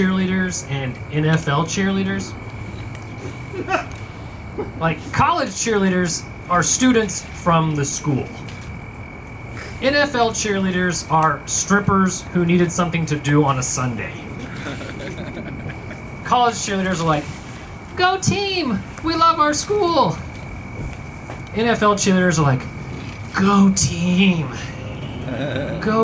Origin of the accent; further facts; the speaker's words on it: Tulsa, Oklahoma, United States; I grew up in South Tulsa